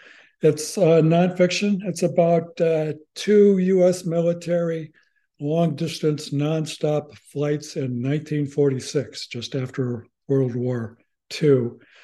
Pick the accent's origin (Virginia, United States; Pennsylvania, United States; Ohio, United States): Ohio, United States; Columbus; Columbus, Ohio, which is my hometown.